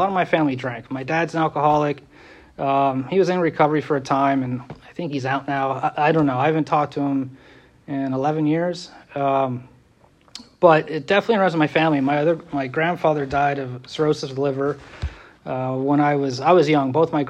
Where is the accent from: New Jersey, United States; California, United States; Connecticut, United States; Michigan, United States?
California, United States; San Francisco; born there; I was born in California, San Francisco to be exact.